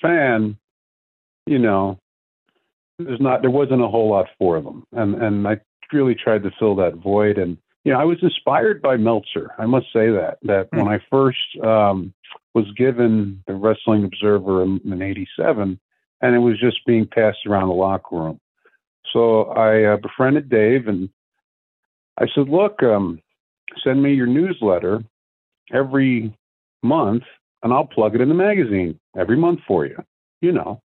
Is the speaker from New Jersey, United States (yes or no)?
yes; New Jersey, United States; I'm from New Jersey originally